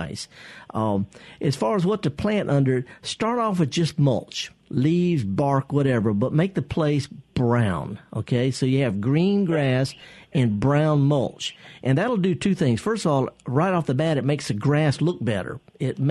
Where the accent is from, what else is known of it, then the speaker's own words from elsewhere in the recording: Mississippi, United States; I'm from Mississippi and I'm proud of Mississippi